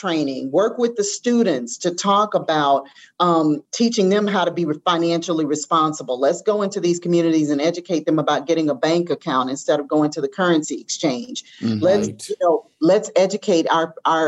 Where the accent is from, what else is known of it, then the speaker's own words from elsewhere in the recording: Atlanta, Georgia, United States; also born or lived in Chicago; I grew up here in Atlanta